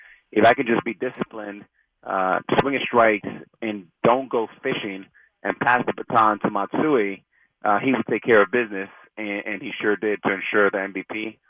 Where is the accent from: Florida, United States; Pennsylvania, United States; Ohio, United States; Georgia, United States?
Florida, United States; Miami; growing up in Miami, loving Dan Marino